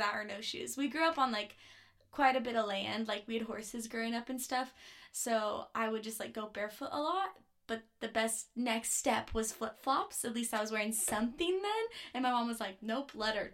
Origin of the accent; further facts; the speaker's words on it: Platteville, Colorado, United States; I grew up in Platteville, Colorado